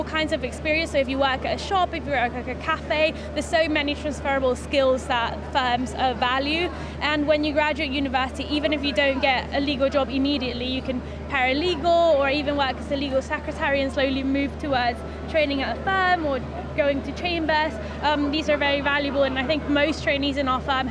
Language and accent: English; Venezuela; now in United Kingdom; I am actually originally from Venezuela